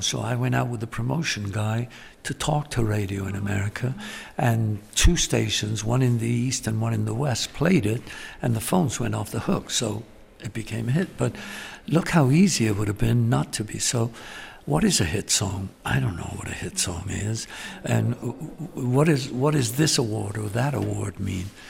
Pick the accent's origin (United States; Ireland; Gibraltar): Gibraltar; moved away; also born or lived in London; I was born in London and raised in Gibraltar